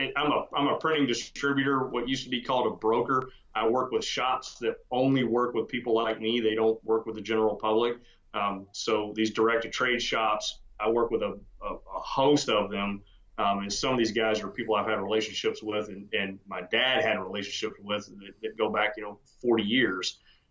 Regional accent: Texas, United States; also born or lived in Georgia; I was born in Georgia, which I never forgave my parents for, and got to Texas at 7 years old and haven't left and don't intend to.

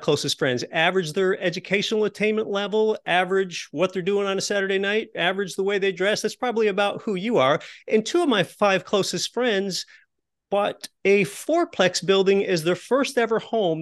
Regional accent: Appalachian Pennsylvania, United States; I was raised in Appalachian Pennsylvania in a lower middle class home

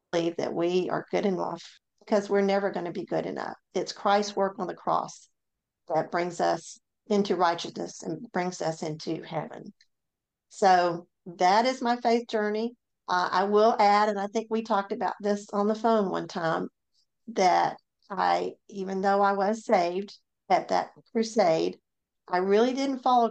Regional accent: Memphis, Tennessee, United States; moved away as an adult; now in North Mississippi, United States; I grew up in Memphis, Tennessee.

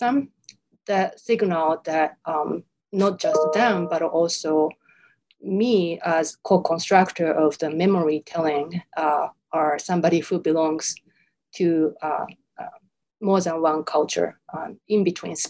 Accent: Japan; first language Japanese; English is a second language; moved away as an adult; now in United States; I'm born and raised in Japan, so Japanese is my native language.

